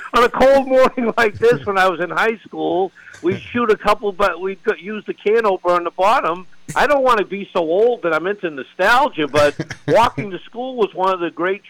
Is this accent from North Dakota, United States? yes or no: no; Manchester, New Hampshire, United States; I'm from Manchester, New Hampshire